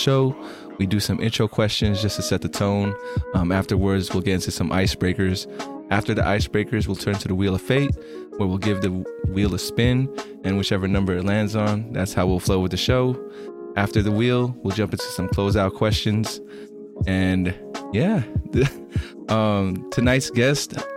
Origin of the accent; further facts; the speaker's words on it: Bay Area, California, United States; also born or lived in Long Beach, California; I'm from the Bay Area in California, so like that San Francisco area